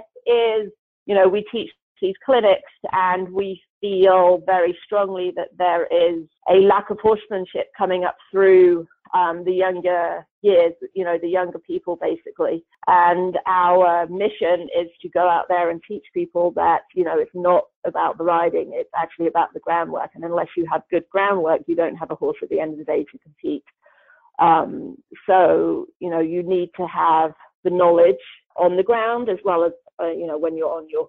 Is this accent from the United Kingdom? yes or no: yes; England, United Kingdom; moved away; I'm originally from England. I don't know if that comes across or not. But I was brought up on a farm